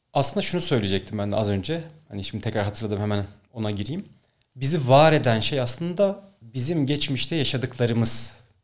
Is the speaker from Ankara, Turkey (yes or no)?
yes; Ankara, Turkey; moved away as an adult; also born or lived in Bolu; Ankara'da doğdum, Ankara'da büyüdüm ama sonrasında üniversite için Bolu'ya gittim.